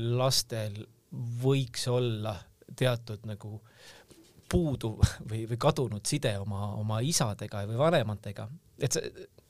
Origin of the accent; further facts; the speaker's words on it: Tallinn, Harju County, Estonia; mina kasvasin tegelikult nagu Tallinnas Õismäel ülesse